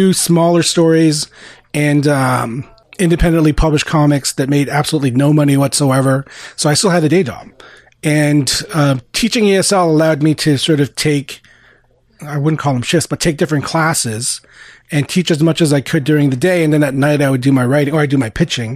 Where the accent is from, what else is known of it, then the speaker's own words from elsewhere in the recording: Montreal, Quebec, Canada; also born or lived in Philippines; growing up in Montreal, you know, Montreal being a very European, you know, Francophone city